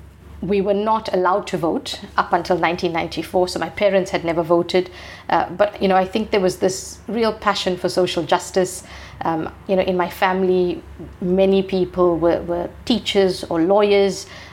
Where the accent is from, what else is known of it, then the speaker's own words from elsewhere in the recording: South Africa; So when I grew up, I'm a Gen X. So, you know, growing up in the 80s and 90s, apartheid was still, very prominent.